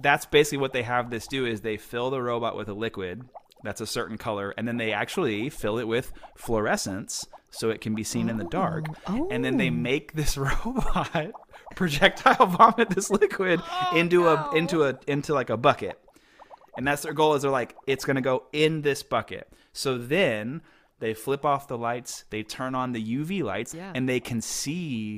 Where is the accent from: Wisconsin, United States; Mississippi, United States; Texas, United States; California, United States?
Texas, United States; Houston; I grew up in Houston or right outside of Houston